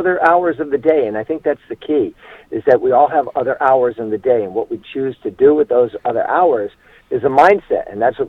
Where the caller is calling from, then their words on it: Boston, Massachusetts, United States; I'm actually calling from Boston, but not from our home area of Boston. I'm actually in Boston, Ohio, where Tioga Valley National Park is.